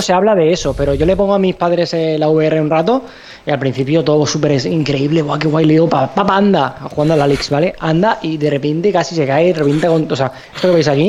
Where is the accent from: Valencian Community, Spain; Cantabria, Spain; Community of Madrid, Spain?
Valencian Community, Spain; Alicante; somos tres chicos de Alicante